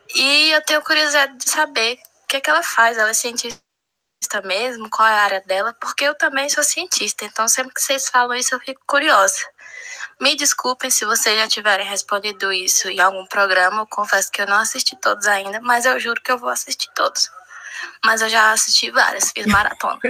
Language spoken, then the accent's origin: Portuguese; Fortaleza, Ceará, Brazil; moved away as an adult; also born or lived in England; now in Ribeirão Preto, Brazil; eu sou de Fortaleza